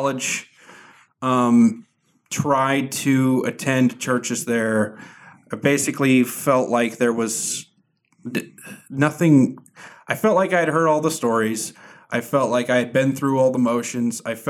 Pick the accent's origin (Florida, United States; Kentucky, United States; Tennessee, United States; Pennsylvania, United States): Florida, United States; also born or lived in Venezuela; I grew up in Florida